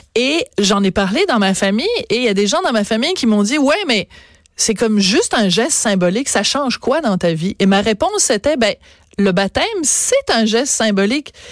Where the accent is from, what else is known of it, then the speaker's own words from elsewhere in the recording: Bordeaux, Nouvelle-Aquitaine, France; je suis née à Bordeaux, euh, en France